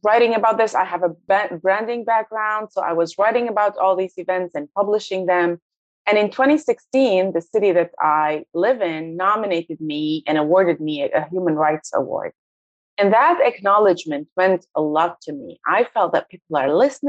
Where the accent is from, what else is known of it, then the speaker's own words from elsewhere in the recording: Lebanon; now in United States; I grew up in Lebanon